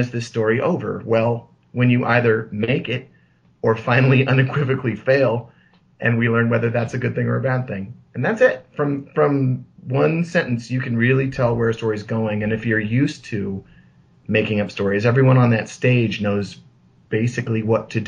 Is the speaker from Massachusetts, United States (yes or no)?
no; Seattle, Washington, United States; moved away; Seattle, born and bred